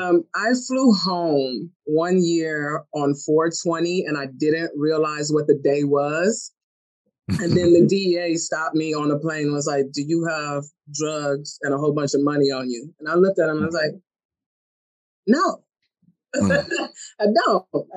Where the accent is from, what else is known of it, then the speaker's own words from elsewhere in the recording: Colorado, United States; also born or lived in Germany / Michigan; I was born in Germany, raised in Colorado, and then moved to Michigan.